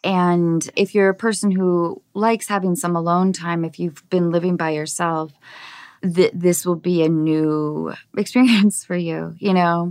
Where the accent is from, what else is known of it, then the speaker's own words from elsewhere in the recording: Seattle, Washington, United States; I grew up in Seattle, so we had eight months of dreary rain